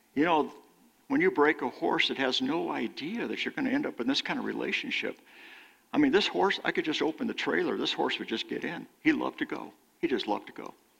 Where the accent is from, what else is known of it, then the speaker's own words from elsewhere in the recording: California, United States; moved away; how I was raised in California.